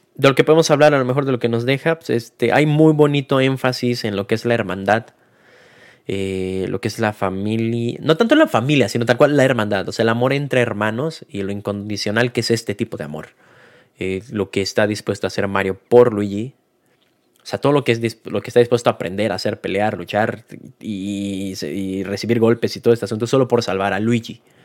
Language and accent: Spanish; Mexico; nosotros como mexicanos o hispanohablantes